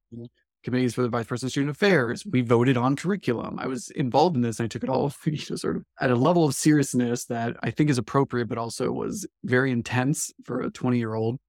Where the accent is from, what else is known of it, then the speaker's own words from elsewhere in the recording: Live Oak, Florida, United States; I came to New College from Live Oak, Florida, which is a small sort of culturally, I think of it as a southern Georgia town